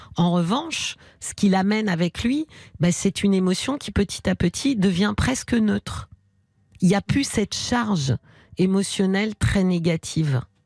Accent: Paris, Île-de-France, France; accent: Parisian

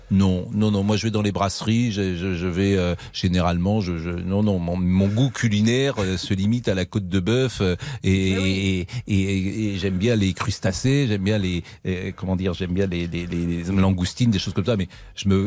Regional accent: Nantes, Pays de la Loire, France; je suis nantais

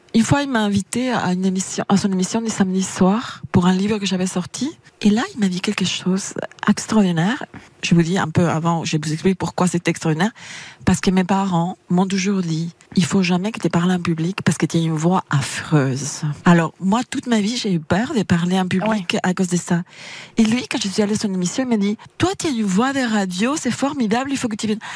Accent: Argentina; French is a second language; now in France

